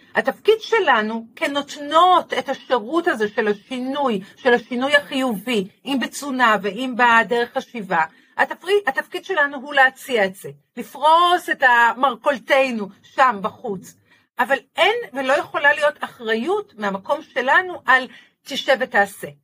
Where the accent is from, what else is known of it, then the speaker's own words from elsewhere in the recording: Haifa, Haifa District, Israel; בחיפה עיר, אה, עיר הולדתי